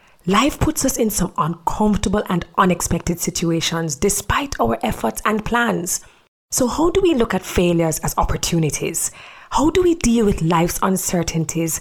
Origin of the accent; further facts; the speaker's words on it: Jamaica; I am your Jamaican girl